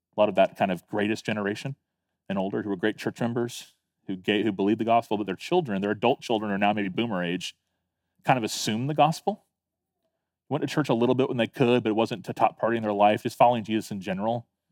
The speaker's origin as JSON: {"language": "English", "town": "Tallahassee", "region": "Florida", "country": "United States", "tie": "born or raised there", "also_born_or_lived": "Fort Lauderdale, Florida", "moved": "yes", "lives_now": "Beaufort, United States", "said": "I was nine years old when we moved to Tallahassee"}